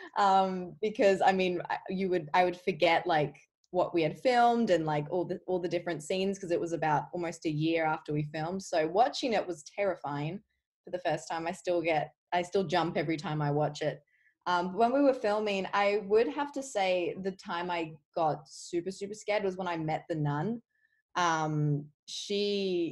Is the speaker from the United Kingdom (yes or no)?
no; Adelaide, South Australia, Australia; moved away as an adult; also born or lived in Melbourne, Australia; now in Los Angeles, United States; I moved from Adelaide to Melbourne when I was about 14.